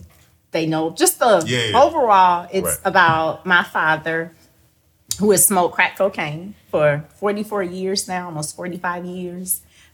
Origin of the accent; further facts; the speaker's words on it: Jacksonville, Florida, United States; I'm from Duval.